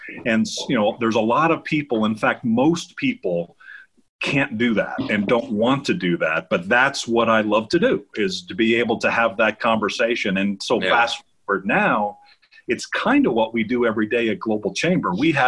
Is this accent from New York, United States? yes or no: yes; New York, United States; I am from New York. I'm from Westchester County, New York, and my family's Brooklyn, Queens, Long Island. So you might see a little bit of that in my voice